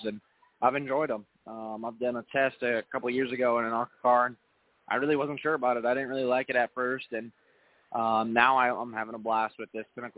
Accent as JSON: {"language": "English", "region": "Wisconsin", "country": "United States", "said": "it's always going to be home to me as, you know, I'm from Wisconsin"}